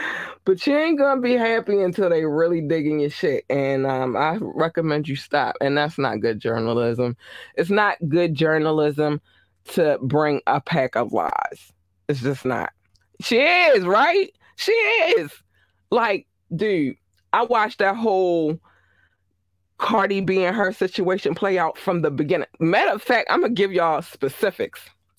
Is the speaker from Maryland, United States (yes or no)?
yes; Baltimore, Maryland, United States; I remember I was in, because I'm from Baltimore, Maryland.